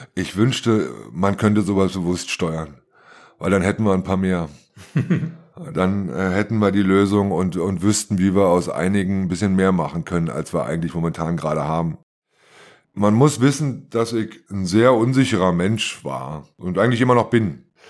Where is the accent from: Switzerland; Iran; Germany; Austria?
Germany; ich komme aus der DDR und bin von zwei sehr systemtreuen Eltern erzogen worden